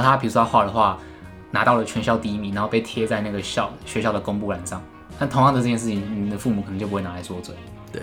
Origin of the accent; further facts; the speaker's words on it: Tainan, Taiwan; 我们台南人